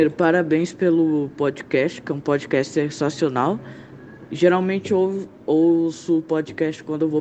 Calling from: Campo Grande, Mato Grosso do Sul, Brazil; sou de Campo Grande, no Mato Grosso do Sul.

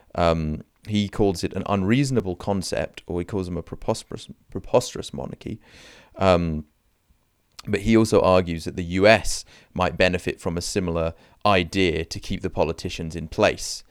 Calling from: Canada; I'm calling in from Canada

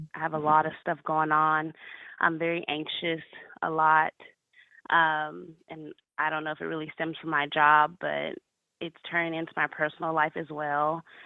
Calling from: Dallas, Texas, United States; I'm calling from da- from Dallas, Texas.

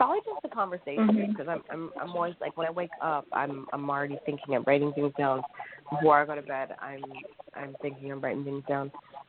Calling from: Corona, California, United States; I'm calling from Corona, California, in Riverside County.

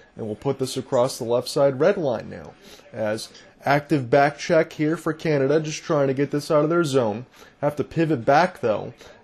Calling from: Detroit, Michigan, United States; because I'm broadcasting from Detroit, Michigan, and I'm a diehard Wing Wheel fan

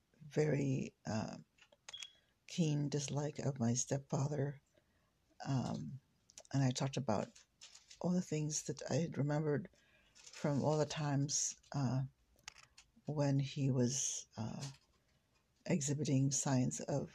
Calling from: West Lafayette, Indiana, United States; I'm calling you from West Lafayette, Indiana.

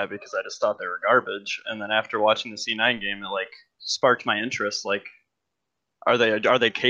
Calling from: Detroit, Michigan, United States; I'm calling from the worst destination for an LCS Finals to ever be, Detroit, Michigan.

